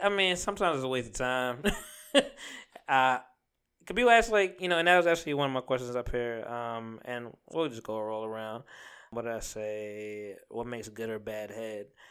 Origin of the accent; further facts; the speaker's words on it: Jamaica; I am Jamaican